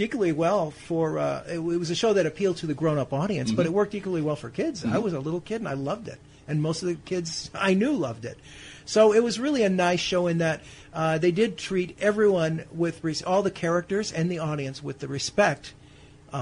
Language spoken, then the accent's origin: English; Chicago, Illinois, United States; moved away; When I grew up in Chicago